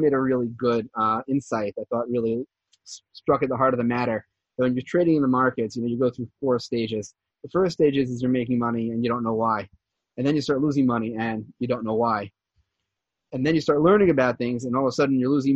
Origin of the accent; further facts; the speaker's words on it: New Jersey, United States; moved away as an adult; also born or lived in New York; now in Givat Zev, Israel; I was born and raised in New Jersey. And I lived there for the first 18 years.